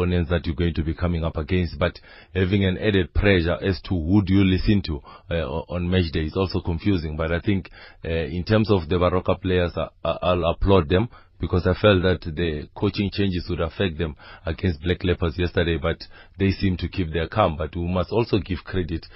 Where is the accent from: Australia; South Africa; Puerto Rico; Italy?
South Africa; Limpopo; I'm from Limpopo